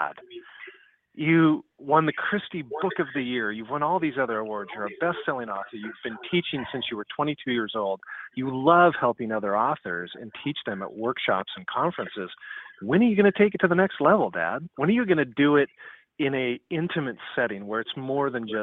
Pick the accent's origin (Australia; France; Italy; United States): United States; Seattle, Washington; I grew up in the Seattle area